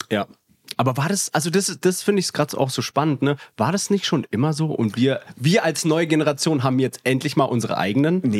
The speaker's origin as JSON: {"language": "German", "region": "West Germany", "country": "Germany", "said": "Sag ja, ich jetzt als Wessi."}